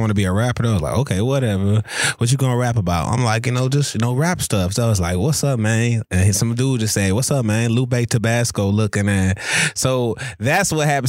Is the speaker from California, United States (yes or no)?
no; New Orleans, Louisiana, United States; moved away; originally I'm from New Orleans